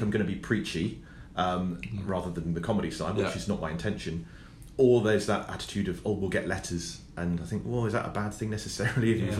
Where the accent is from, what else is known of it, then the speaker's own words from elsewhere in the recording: Cornwall, South West England, United Kingdom; being Cornish